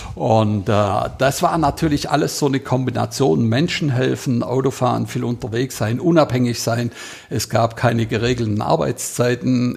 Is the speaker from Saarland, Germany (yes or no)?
no; Heiligenberg, Baden-Württemberg, Germany; 800 Einwohner hatten wir in Heiligenberg, wo ich aufgewachsen bin